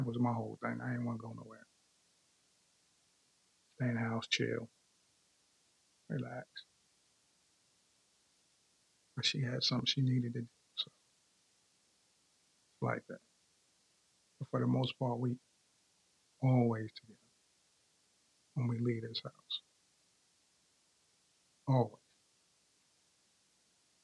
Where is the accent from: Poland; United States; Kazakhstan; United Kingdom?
United States; Hempstead, New York; now in Frederick, Maryland, United States; I'm from New York. Let me be specific. Long Island. Hempstead, Long Island.